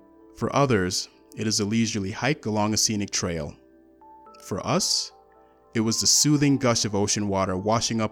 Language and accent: English; Colorado, United States; I was born and raised in Colorado